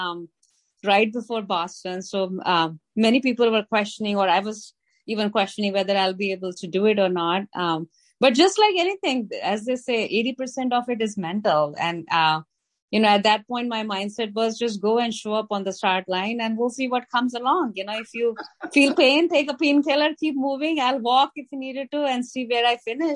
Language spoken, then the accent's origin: English; New Delhi, Delhi, India; moved away as an adult; also born or lived in New Jersey, United States / San Diego, United States; now in Los Angeles, United States; I came to United States from India, where I grew up, spent 25 years in New Delhi, and came here as a software engineer